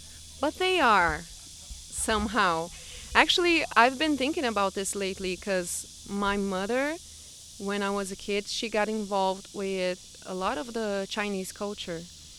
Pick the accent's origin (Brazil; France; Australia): Brazil; first language Portuguese; English is a second language; now in United States; … is the way I've been introducing myself around here since I came to the U.S., because I'm from Brazil. And I just love being identified with this name too, …, because it means moon in Portuguese.